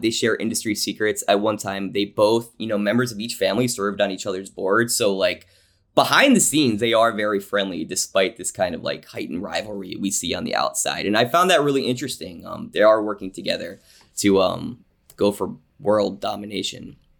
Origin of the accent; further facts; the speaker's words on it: New Jersey, United States; also born or lived in Pittsburgh, Pennsylvania; I was born in Pittsburgh. grew up in New Jersey